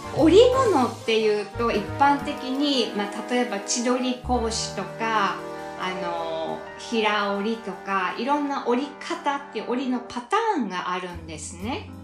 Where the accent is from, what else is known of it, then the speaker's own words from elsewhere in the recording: Fukui, Japan; also born or lived in Osaka / Canada; now in Australia; もともと福井出身